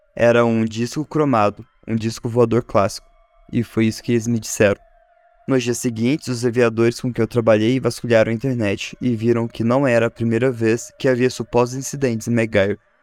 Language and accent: Portuguese; Varginha, Minas Gerais, Brazil; eu sou de Varginha